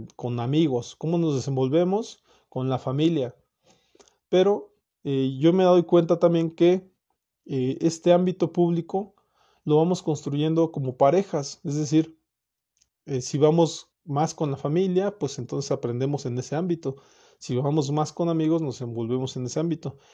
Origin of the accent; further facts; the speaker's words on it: Mexico; also born or lived in Morelia, Michoacán; Como, como mexicano, como, como persona que vive aquí en Morelia